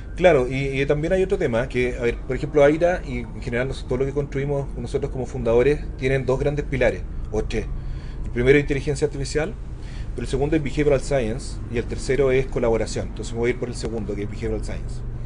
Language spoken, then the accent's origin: Spanish; Maipú, Santiago Metropolitan Region, Chile; yo soy un niñito maipú que cacha re poco